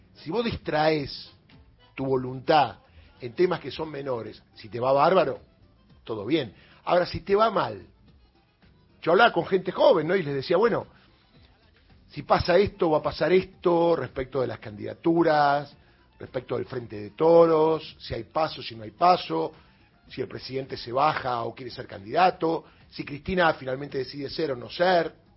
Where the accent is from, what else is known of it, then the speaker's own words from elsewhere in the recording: Argentina; somos argentinos